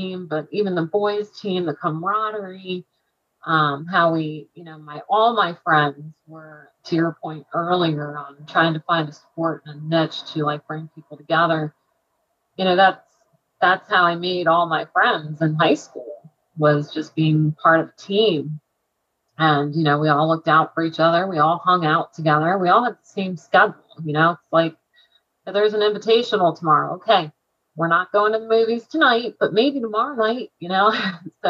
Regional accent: Quakertown, Pennsylvania, United States; I was from Quakertown

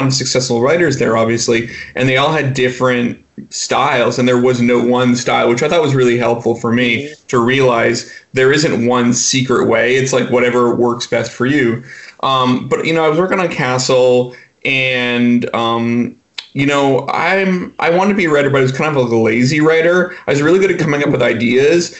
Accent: Vancouver, British Columbia, Canada; moved away as an adult; also born or lived in New York; now in Los Angeles, United States; I'm originally from Vancouver, up in Canada

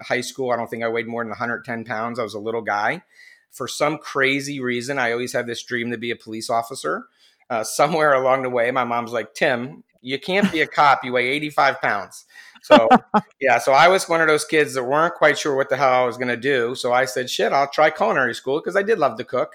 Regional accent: New Jersey, United States; I was born in New Jersey on the East Coast here in the United States

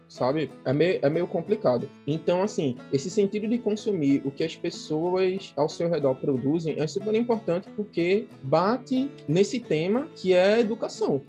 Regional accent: Recife, Pernambuco, Brazil; moved away; also born or lived in Olinda / João Pessoa; eu sou de Recife, Olinda. É muito difícil você separar os dois, porque eu morava em Recife e vivia.

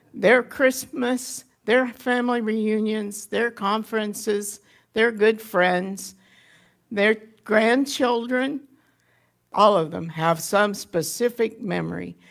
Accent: Haviland, Kansas, United States; moved away; I was born in Haviland, Kansas in nineteen thirty-seven and settled back there in two thousand and five.

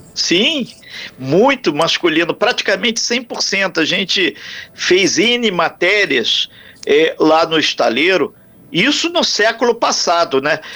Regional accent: Brazil; somos brasileiros

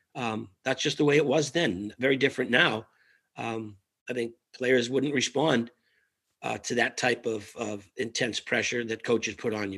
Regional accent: Winthrop, Massachusetts, United States; a little place called Winthrop, Mass, right off Logan Airport. It's a small little peninsula town, about 18, 19,000 people. Um, grew up in a three family house with all my cousins and aunts and uncles

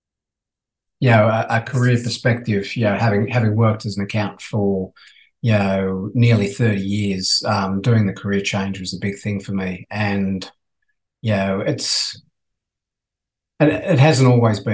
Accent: Australia; accent: Aussie; also born or lived in Dublin, Ireland; my Aussie accent actually got worse while I was over there

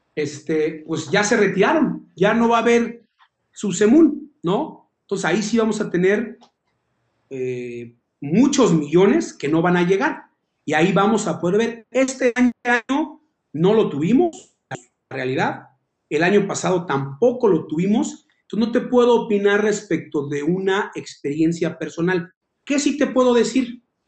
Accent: Tlalnepantla de Baz, State of Mexico, Mexico; nací en Tlane, crecí en Tlane, vivo en Tlane

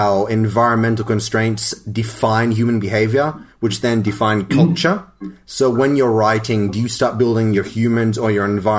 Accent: Australia; as an Australian

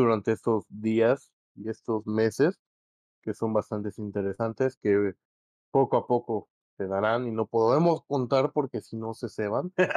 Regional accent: Mexico; nos sintamos más cómodos como mexicanos

